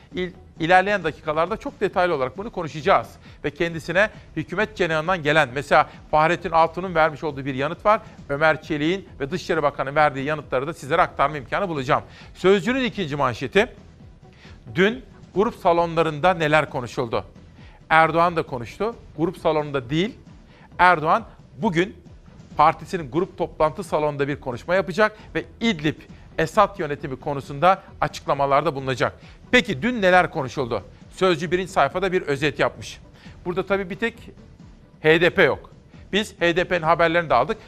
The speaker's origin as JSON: {"language": "Turkish", "town": "Simav", "region": "Kütahya", "country": "Turkey", "tie": "born or raised there", "moved": "yes", "said": "memleketim Kütahya Simav'dan, Örencik'ten"}